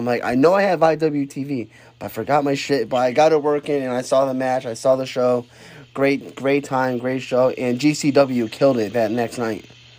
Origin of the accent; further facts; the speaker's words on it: Connecticut, United States; I'm from Connecticut, so Jersey is like a 4-hour drive from here